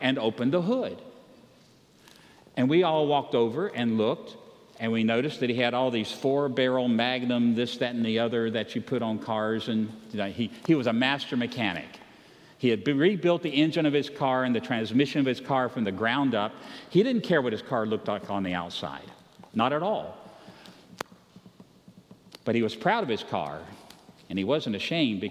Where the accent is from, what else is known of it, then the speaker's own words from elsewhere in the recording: Roanoke, Virginia, United States; I grew up in Roanoke, Virginia